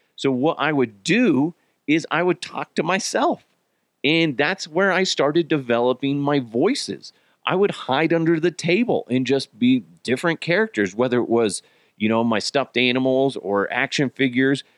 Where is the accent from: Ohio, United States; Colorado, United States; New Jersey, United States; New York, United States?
Colorado, United States; Broomfield; also born or lived in Arizona; the majority of my childhood was in the great city of Broomfield, Colorado